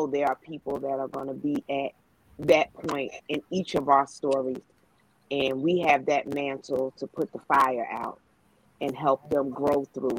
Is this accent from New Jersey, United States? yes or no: yes; North New Jersey, United States; now in Suffolk, United States; I currently reside in Suffolk, Virginia. I'm originally from North New Jersey